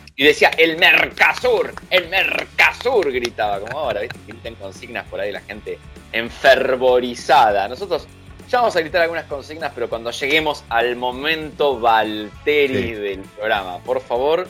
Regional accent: Argentina

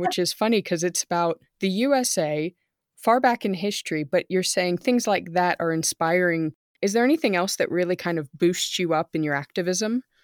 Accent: near Monterey Bay, California, United States; moved away as an adult; now in Germany; I grew up in California near Monterey Bay

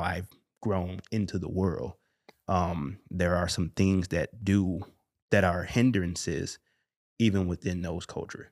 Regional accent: Chicago, Illinois, United States; growing up in Chicago, specifically the west side of Chicago, moving to the north side of Chicago

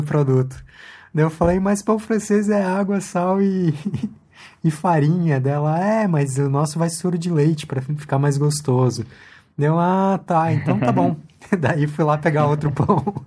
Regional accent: Chile; now in Brazil; eu sou chileno

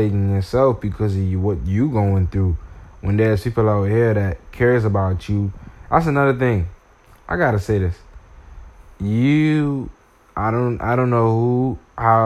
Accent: Bahamas; I'm from the Bahamas

